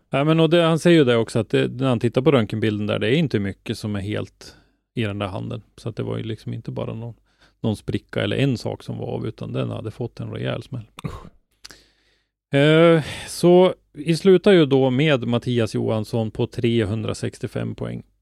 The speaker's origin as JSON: {"language": "Swedish", "region": "Norrland", "country": "Sweden", "said": "Jag kan ju som norrlänning tycka att det är roligt att eh, bucklan hamnar här uppe hos oss."}